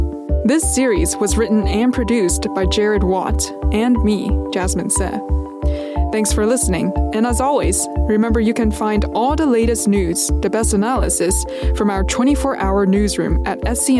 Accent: United States; now in Hong Kong; I was born and raised in America

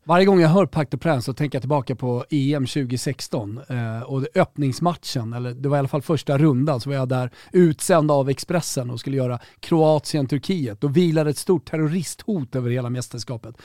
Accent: Sweden; här hemma i Sverige

